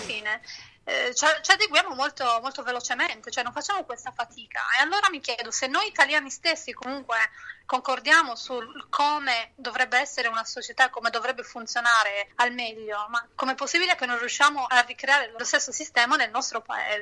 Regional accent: Sassari, Sardinia, Italy; moved away as an adult; also born or lived in London / Antibes / Stockholm; now in Gothenburg, Sweden; Io sono di Sassari

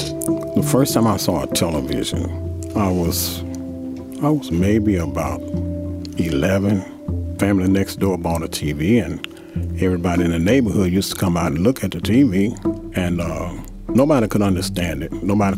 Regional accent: Chattanooga, Tennessee, United States; also born or lived in Nashville; I'm from Chattanooga, Tennessee.

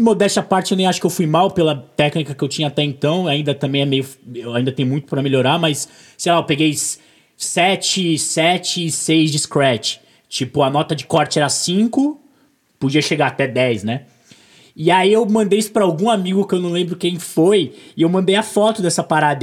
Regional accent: Brazil; eu sou brasileiro

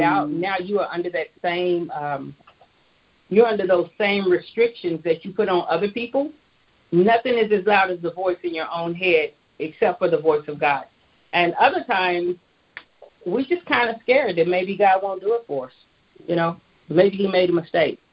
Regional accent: Tulsa, Oklahoma, United States; moved away as an adult; also born or lived in Atlanta; I hail from Tulsa, Oklahoma

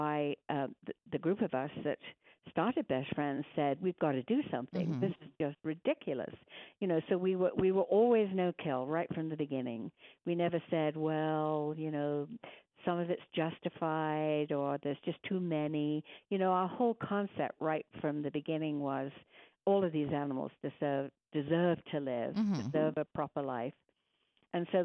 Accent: England, United Kingdom; moved away as an adult; now in Kanab, United States; I'm originally from England.

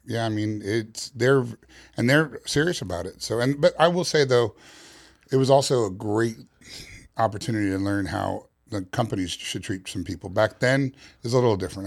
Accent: New York City, New York, United States; moved away; Originally, I'm from New York City

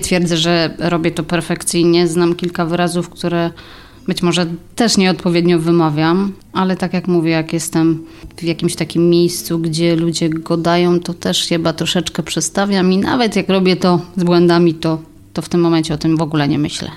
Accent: Lędziny, Silesian Voivodeship, Poland; accent: Silesian; Urodziłam się w Lędzinach, tam też chodziłam do szkoły

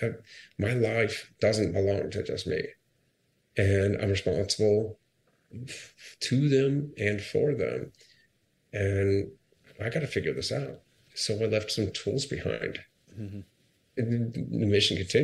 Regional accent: Akron, Ohio, United States; moved away; I ran my hometown marathon in Akron, Ohio

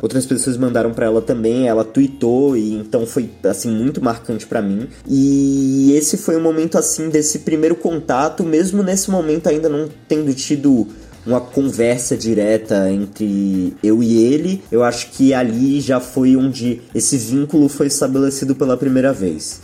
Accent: São Paulo, Brazil; also born or lived in London, United Kingdom / Wales, United Kingdom; Eu nasci aqui em São Paulo, capital mesmo, que é onde eu moro até hoje, mas durante a minha infância eu passei mais ou menos quatro anos morando no Reino Unido.

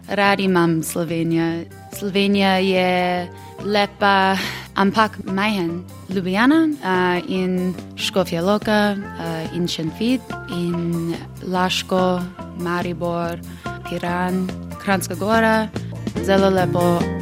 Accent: New York, United States; Slovenian is a second language; iz Amerike, iz New Yorka.

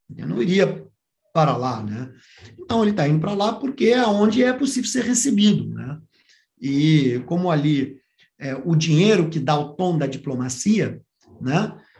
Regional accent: Brazil; como professor de relações internacionais, como brasileiro

